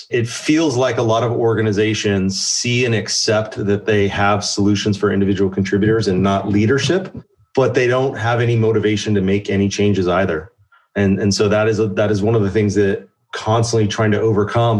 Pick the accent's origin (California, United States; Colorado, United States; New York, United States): California, United States; the Bay Area; I grew up in the Bay Area